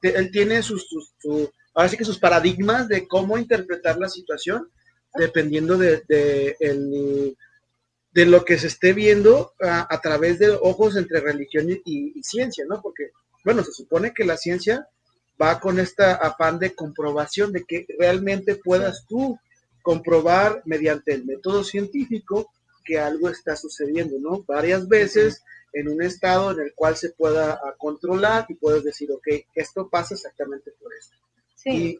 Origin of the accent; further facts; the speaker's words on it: Mexico; soy mexicano